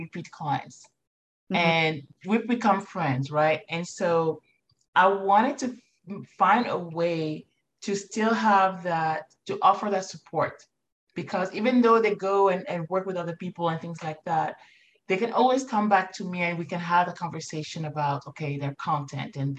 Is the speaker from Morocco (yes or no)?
yes; Morocco; moved away; Morocco is home for me. I was born and raised in Morocco.